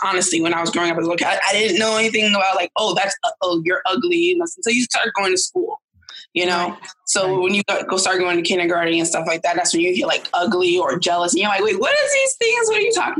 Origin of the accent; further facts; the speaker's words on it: New York City, New York, United States; also born or lived in Queens, New York; I'm born and raised in Brooklyn, New York, but I'm a Queens-bound girl now.